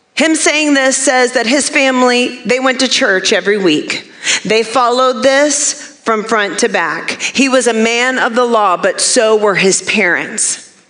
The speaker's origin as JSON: {"language": "English", "region": "Maine", "country": "United States", "tie": "born or raised there", "moved": "yes", "said": "I grew up in Maine"}